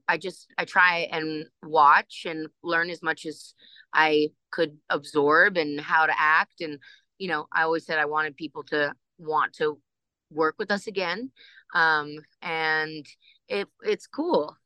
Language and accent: English; Ohio, United States; moved away; also born or lived in Los Angeles, California / New York; I grew up in Ohio until we moved to New York